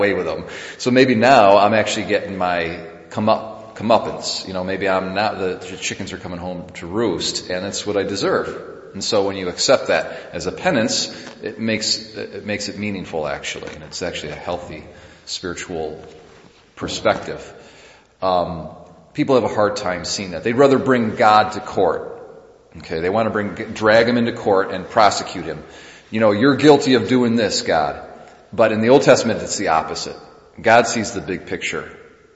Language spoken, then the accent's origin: English; United States; as an American